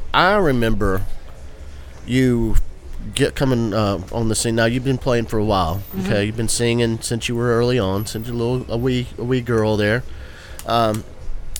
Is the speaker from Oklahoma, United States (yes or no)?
no; Cowpens, South Carolina, United States; I grew up in Cowpens